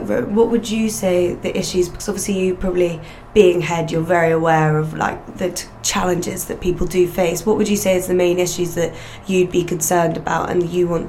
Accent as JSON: {"language": "English", "region": "Northern Ireland", "country": "United Kingdom", "said": "you wouldn't guess it because of our accent, but we're both from Northern Ireland"}